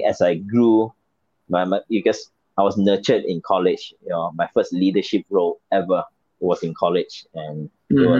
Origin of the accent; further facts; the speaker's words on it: Malaysia; I'm from Malaysia.